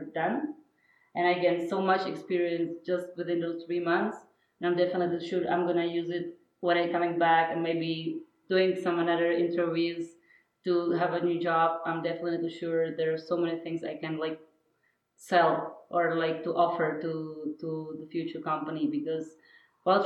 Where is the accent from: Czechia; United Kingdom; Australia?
Czechia; also born or lived in Berlin / Prague; I come from Czech Republic.